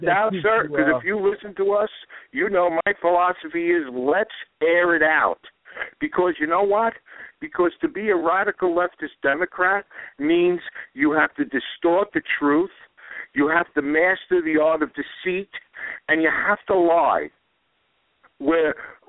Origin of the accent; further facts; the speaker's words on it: New York City, New York, United States; I come out of the slums of New York City.